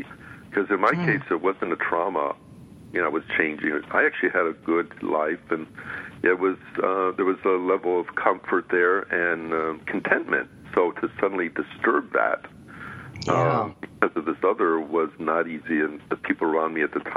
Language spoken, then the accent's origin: English; Midwest, United States; moved away as an adult; also born or lived in New York / California; I came from the Midwest and grew up with a good Greek family